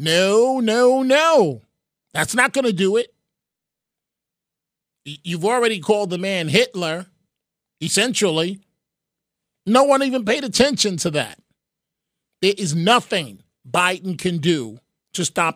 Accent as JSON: {"language": "English", "town": "New York City", "region": "New York", "country": "United States", "tie": "born or raised there", "said": "I was born in Mount Sinai Hospital. Right there at, 98th and Madison, whatever it is, on the east side"}